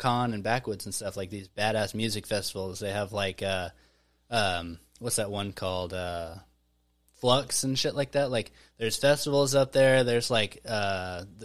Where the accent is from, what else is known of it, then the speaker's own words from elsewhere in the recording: Mena, Arkansas, United States; moved away; I grew up in Mena, Arkansas, so everybody had trucks